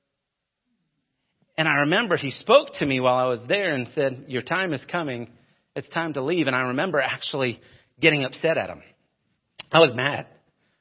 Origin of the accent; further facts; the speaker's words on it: United States; moved away as an adult; also born or lived in Denver, Colorado / Phoenix, Arizona / Arcadia, Florida; Growing up in Denver and Phoenix and big cities, we were multiple Walmart towns